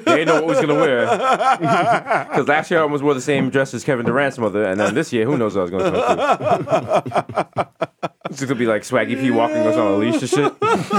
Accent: Jamaica; as a Jamaican

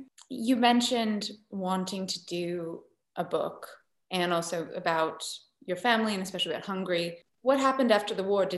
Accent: London, United Kingdom; I grew up in North London, so I didn't really know it until my brother and sister-in-law were living there for a couple of years.

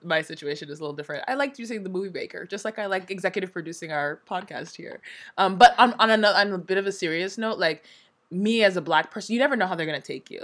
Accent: United States; moved away as an adult; also born or lived in Hong Kong / Nigeria; now in South Korea; I'm from the States. I was born and raised in both the east and west coast of the States

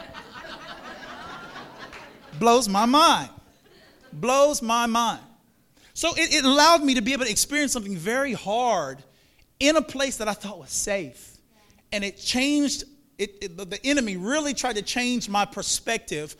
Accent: Monroe, Louisiana, United States; moved away as an adult; also born or lived in Florida / South Florida; That was the first time I've ever lived out of the state. I'm from Monroe, Louisiana

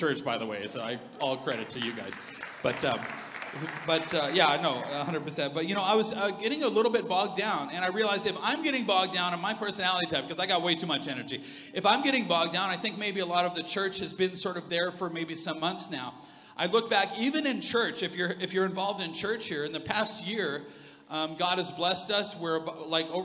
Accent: Alberta, Canada; we're from Alberta, man.

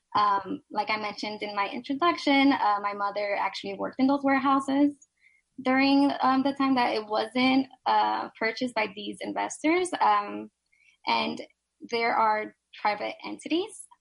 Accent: New York City, New York, United States; I was raised in Silverside and Sunset Park, Brooklyn

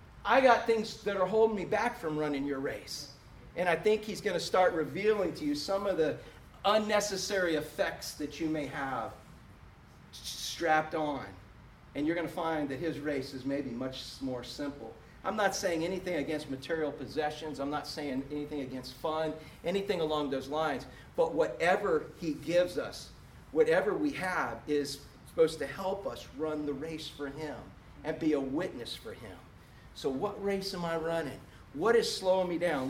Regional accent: Orlando, Florida, United States; also born or lived in Webster, Florida; I was from Orlando

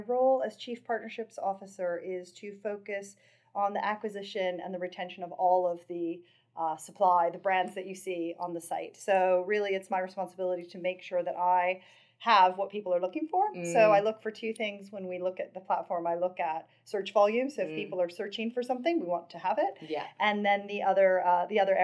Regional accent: West Virginia, United States; moved away; I grew up in West Virginia. I grew up in a really small town

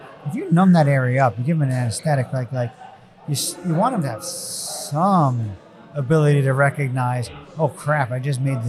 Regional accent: New York, United States; moved away as an adult; also born or lived in New Jersey; now in South Jersey, United States; I grew up in New York, and so like the NFC equivalent would have been like I rooted for the Giants, and then 15-20 years ago, I moved to New Jersey, and then eventually to South Jersey

